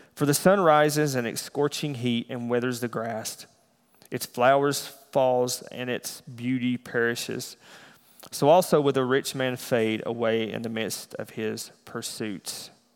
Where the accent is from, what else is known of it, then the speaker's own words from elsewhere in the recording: the South, United States; now in Iowa, United States; I'm from the South